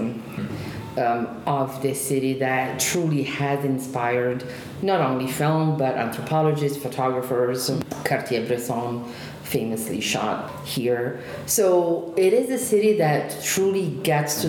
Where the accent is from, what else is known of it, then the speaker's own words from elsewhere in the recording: Genoa, Liguria, Italy; moved away; the last city that was European capital of culture in Italy was my hometown